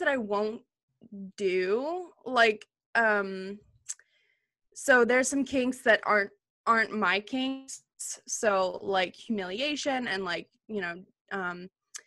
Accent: Alabama, United States; I grew up in Alabama

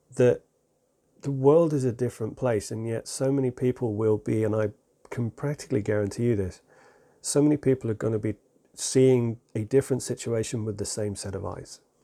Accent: England, United Kingdom; I'm, I'm English.

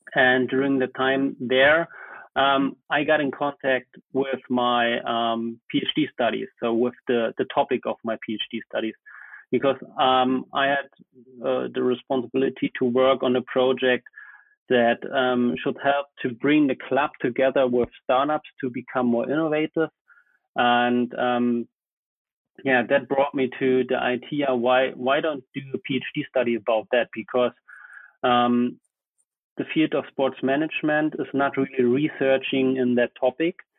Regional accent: Germany; also born or lived in Potsdam / Bayreuth; I studied in Potsdam, so it was not far away from my hometown

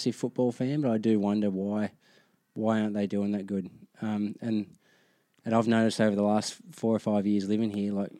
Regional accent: Goulburn, New South Wales, Australia; now in Gold Coast, Australia; growing up in Goulburn, a small country town

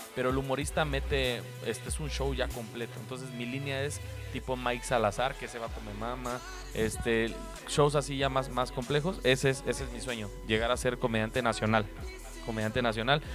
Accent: Mexico; orgulloso de ser mexicano

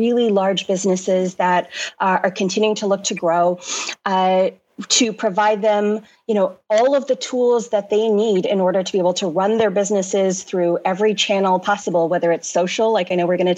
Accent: Toronto, Ontario, Canada; moved away as an adult; now in London, United Kingdom; I'm born and raised originally in Canada, grew up in Toronto

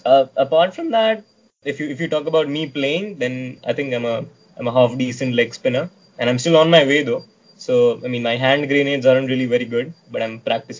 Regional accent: India; because I'm from India

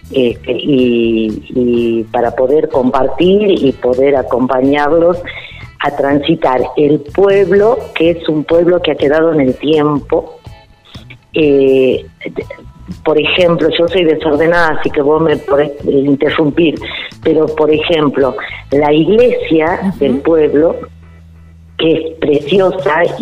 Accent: Salta, Argentina; now in Payogasta, Argentina; yo te cuento que soy salteña, nací en Salta capital y con los años, este, cuando mis hijos eran chicos y hacíamos excursiones para conocer la provincia, llegamos a Payogaste y nos enamoramos

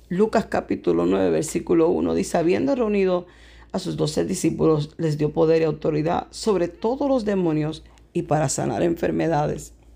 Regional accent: Puerto Rico; la escuela donde yo crecí en Puerto Rico

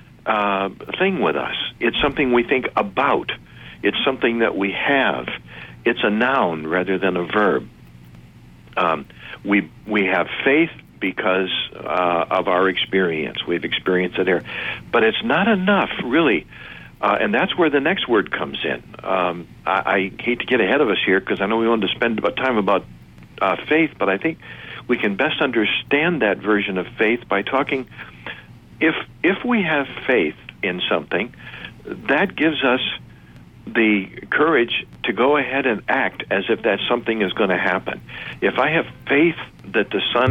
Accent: Detroit, Michigan, United States; I went to Westminster Presbyterian Church in Detroit, Michigan

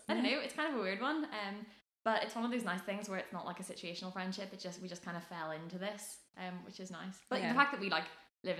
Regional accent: Lisburn, Northern Ireland, United Kingdom; now in Belfast, United Kingdom; I'm 20 and I'm a medical student. So that's sort of what brought me up to Belfast. I moved from Lisburn originally up to Belfast when I started my degree, and I've lived in the hub for the past 2 years

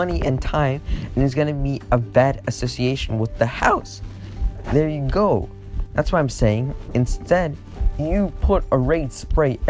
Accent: United States; now in Russia; I'm American

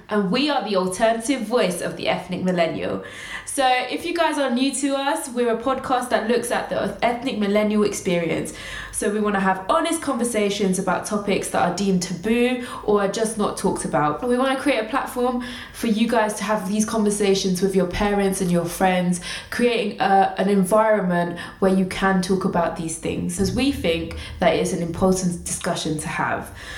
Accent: Kent, South East England, United Kingdom; first language Tamil; English is a second language; also born or lived in Lewisham, London / France; I grew up in um, Lewisham for a bit, but my adolescent life was in Kent

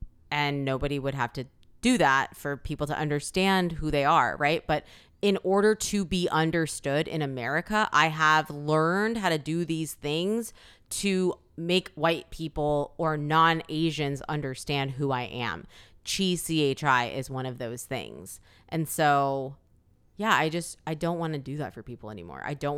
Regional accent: South Korea; born there; I have Korean parents or that I was born in Korea or that I speak Korean.

